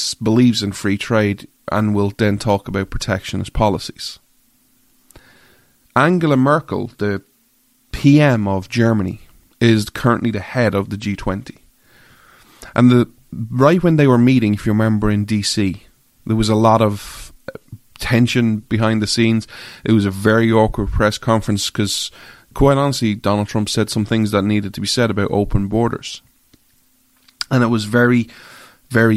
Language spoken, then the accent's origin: English; Ireland; I'm an Irish guy